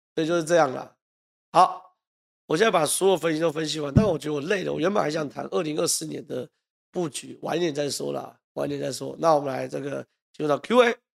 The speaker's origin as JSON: {"language": "Chinese", "area": "Zhonghe", "region": "New Taipei", "country": "Taiwan", "tie": "born or raised there", "said": "综合是我家乡"}